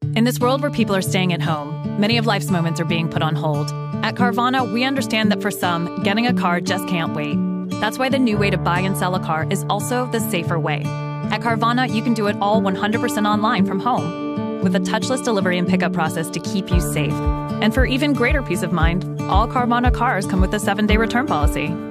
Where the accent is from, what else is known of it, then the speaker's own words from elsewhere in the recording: Atlanta, Georgia, United States; I'm here in my hometown of Atlanta